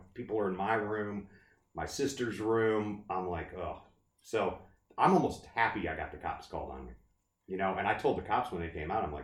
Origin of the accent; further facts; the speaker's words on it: St. Louis, Missouri, United States; I'm from St. Louis